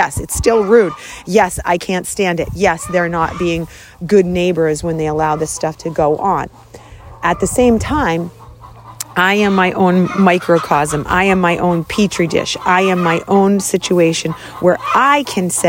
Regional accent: Boston, Massachusetts, United States; I grew up in Boston

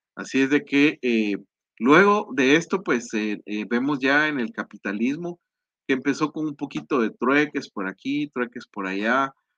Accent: Guatemala; aquí en mi país, en la antigua

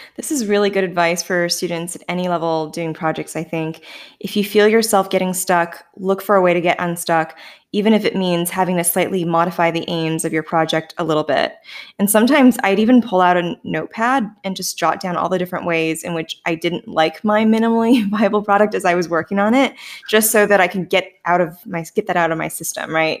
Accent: Canada; accent: Canadian; the residual Canadianness in me that sometimes bursts free

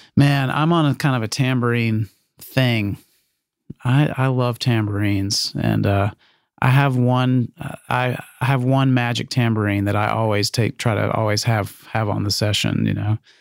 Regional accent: Meridian, Mississippi, United States; my hometown in Meridian.

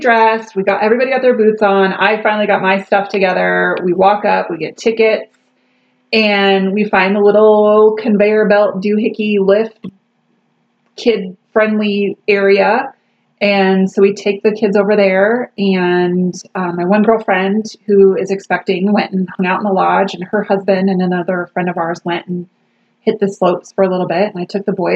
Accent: Colorado, United States; moved away; also born or lived in Oregon; So I grew up in Colorado. I learned to ski when I was 2 and skied up until I moved to Oregon.

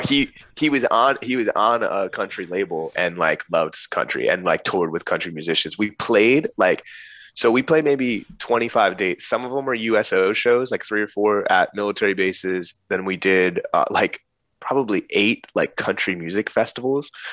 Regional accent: northern New Jersey, United States; moved away; I grew up in New Jersey in like northern Jersey

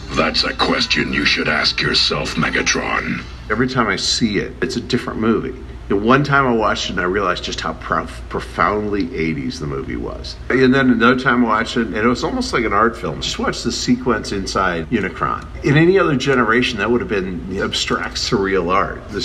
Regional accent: Chicago, Illinois, United States; I, I just based on the '85 Bears, just because I'm from Chicago.

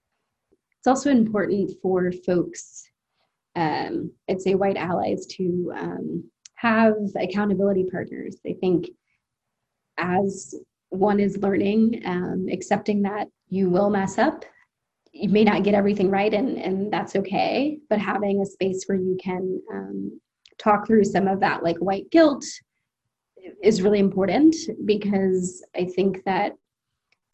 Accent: United States; I am an American

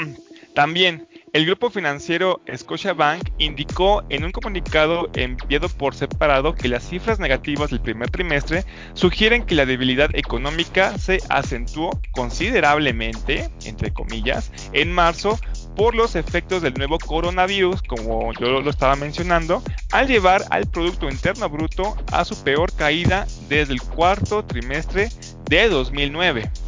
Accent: Mexico; como soy mexicano

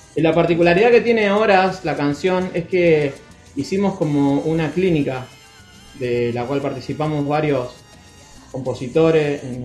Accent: Rosario, Santa Fe, Argentina; somos todos de acá de Rosario

